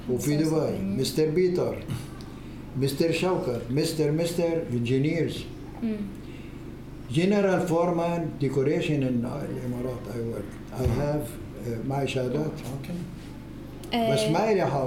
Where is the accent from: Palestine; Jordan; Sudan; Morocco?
Palestine; Acre; بالنسبة أنا ابن عكا كان كم عائلة من اليهود لأن عكا